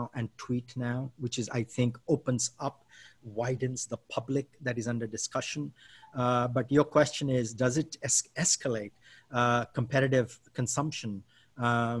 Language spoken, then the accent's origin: English; India; now in United States; I'm an Indian citizen who lives in the US